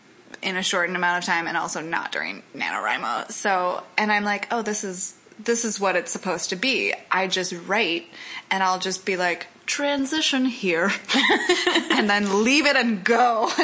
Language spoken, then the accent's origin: English; Midwest, United States; I'm from the Midwest, so we don't get to see any original cast, first of all, but we also don't get to see shows until they're, like, a year out at least.